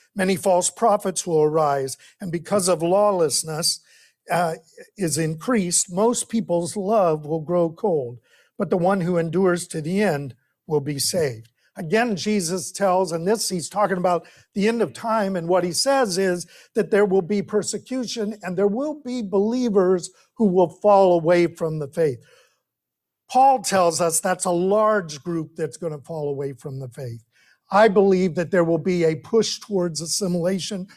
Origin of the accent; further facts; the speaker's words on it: United States; our history as American Christians